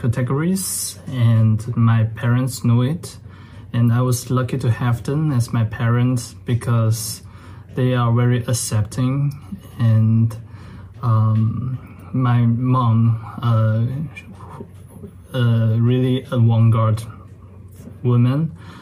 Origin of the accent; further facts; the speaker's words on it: China; I was born and raised in China